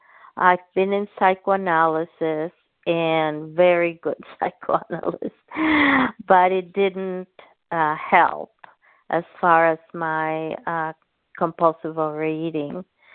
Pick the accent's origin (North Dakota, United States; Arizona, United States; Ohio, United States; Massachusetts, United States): Arizona, United States; Tucson; Tucson, Arizona.